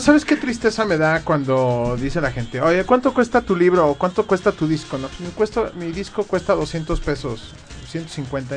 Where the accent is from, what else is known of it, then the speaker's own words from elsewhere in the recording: Mexico; nosotros como mexicanos